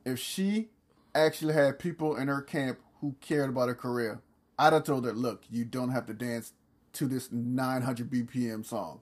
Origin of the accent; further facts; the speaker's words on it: the South, United States; I'm from the South